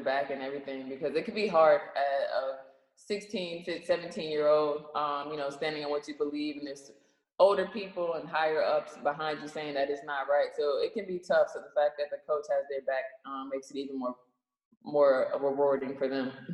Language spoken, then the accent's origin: English; Charlotte, North Carolina, United States; I am from Charlotte